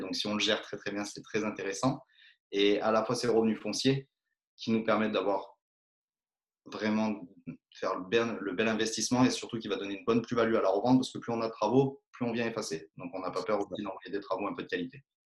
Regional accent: Drôme, near Romans, Valence, Auvergne-Rhône-Alpes, France; je suis originaire de la Drôme, en Rhône-Alpes, proche de Romans, Valence

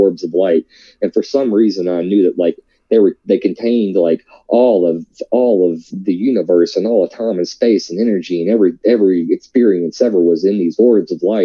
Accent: Nebo, Kentucky, United States; I'm from Nebo, Kentucky, way out in the country, raised Southern Baptist

